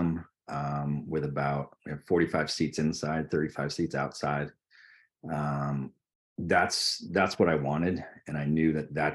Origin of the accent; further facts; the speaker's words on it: Vermont, United States; growing up in Vermont, living in Vermont